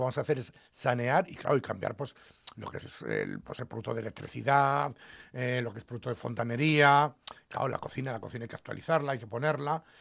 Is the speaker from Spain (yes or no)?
yes; Aragon, Spain; now in Asturias, Spain; Me recuerda mucho a mi tierra, ¿no? A los aragoneses.